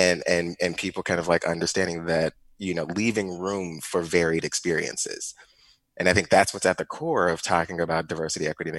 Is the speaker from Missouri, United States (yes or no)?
yes; Ferguson, Missouri, United States; I grew up in Ferguson, Missouri